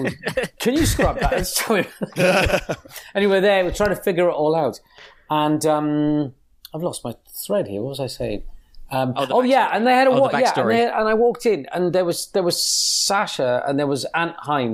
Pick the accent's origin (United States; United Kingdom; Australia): United Kingdom; I'm British